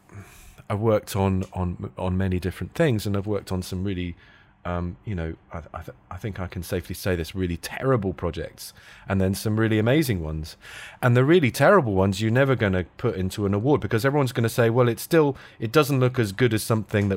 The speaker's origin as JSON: {"language": "English", "region": "London", "country": "United Kingdom", "tie": "born there", "said": "So... I moved back to London. I was born in London, but I moved back to London and then tried to get into that."}